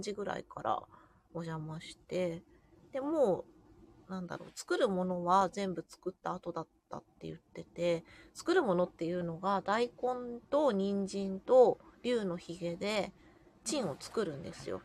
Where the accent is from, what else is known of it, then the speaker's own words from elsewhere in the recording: Jōsō, Ibaraki, Japan; 私の地元の常総市